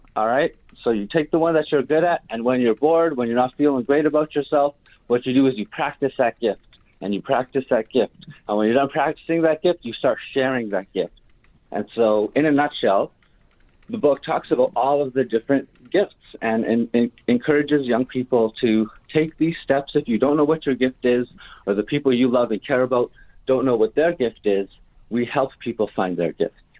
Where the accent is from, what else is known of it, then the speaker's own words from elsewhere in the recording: Winnipeg, Manitoba, Canada; also born or lived in Shamattawa First Nation; I was born and raised here in the North End